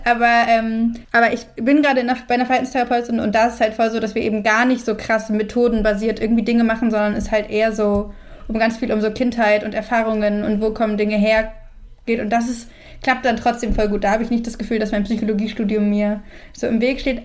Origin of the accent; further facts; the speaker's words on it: Switzerland; moved away; ich bin halt auch noch in der Schweiz aufgewachsen, zehn Jahre